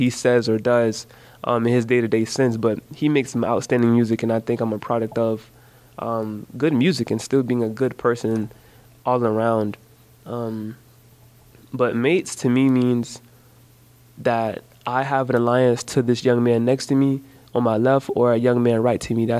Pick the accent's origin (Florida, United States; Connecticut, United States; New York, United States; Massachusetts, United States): Florida, United States; Jacksonville; growing up in Jacksonville.